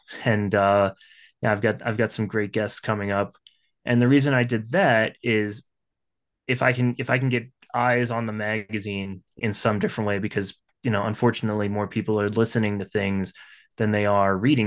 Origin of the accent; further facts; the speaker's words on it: the North, United States; I'm from the North